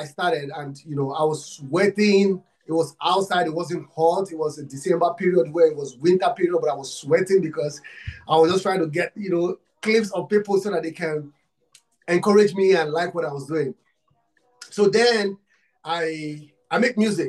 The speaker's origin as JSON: {"language": "English", "country": "Nigeria", "said": "I'm from Africa, Nigeria. I'm from Nigeria."}